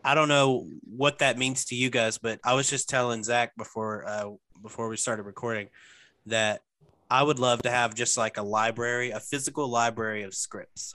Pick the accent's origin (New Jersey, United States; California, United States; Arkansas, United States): Arkansas, United States; now in Memphis, United States; I'm originally from Arkansas